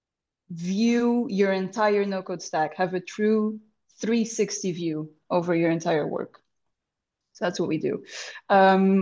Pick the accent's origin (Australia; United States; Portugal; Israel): Portugal; Lisbon; first language Portuguese; English is a second language; This pod finds me in Lisbon, my hometown